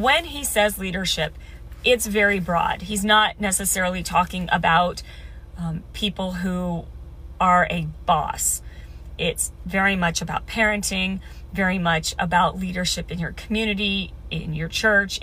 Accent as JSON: {"language": "English", "region": "Midwest", "country": "United States", "tie": "born or raised there", "said": "I grew up in the Midwest"}